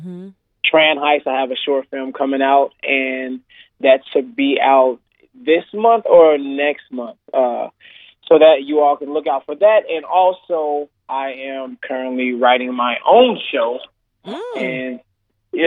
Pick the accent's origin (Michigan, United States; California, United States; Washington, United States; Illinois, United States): Illinois, United States; Chicago; I grew up in a west suburb right outside of Chicago.